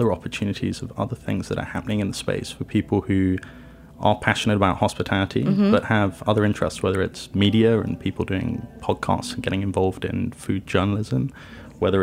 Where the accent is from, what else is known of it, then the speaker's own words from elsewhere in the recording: London, United Kingdom; moved away as an adult; now in New York City, United States; I grew up in London, first generation English. My mother's Italian. My father's South African